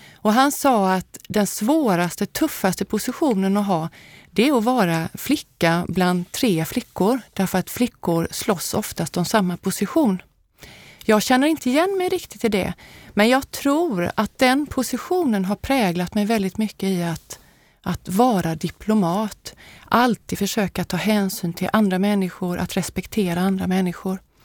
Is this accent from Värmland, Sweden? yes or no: no; Habo, Jönköping County, Sweden; also born or lived in Småland; now in Gothenburg, Sweden; jag är född i Småland men jag har vuxit upp i Västergötland, i Habo som ligger lite grann norr om Jönköping